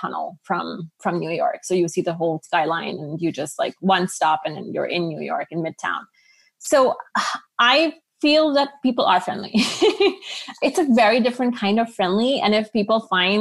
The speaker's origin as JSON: {"language": "English", "town": "Karachi", "region": "Sindh", "country": "Pakistan", "tie": "born or raised there", "also_born_or_lived": "Savannah, Georgia", "moved": "as an adult", "said": "So I grew up in Karachi, Pakistan"}